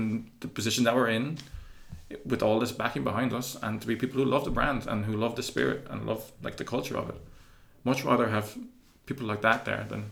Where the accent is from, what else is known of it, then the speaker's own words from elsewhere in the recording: Cork, Munster, Ireland; moved away; I'm from Cork, kind